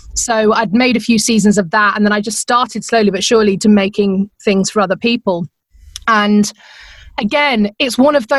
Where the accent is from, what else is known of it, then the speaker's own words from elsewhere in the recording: England, United Kingdom; accent: English; now in Phoenix, United States; I still get a kick over the fact that people laugh at my accent all the time.